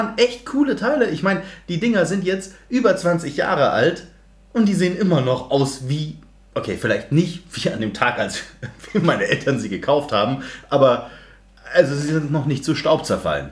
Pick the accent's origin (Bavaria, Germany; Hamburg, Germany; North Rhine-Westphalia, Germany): Bavaria, Germany; Munich; ich bin, wie erwähnt, im Westend aufgewachsen